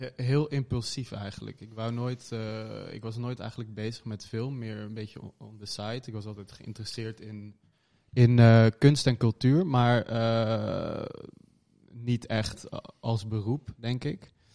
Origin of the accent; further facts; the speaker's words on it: Hoorn, North Holland, Netherlands; moved away; in Horen, West-Friesland. Ja, boven Amsterdam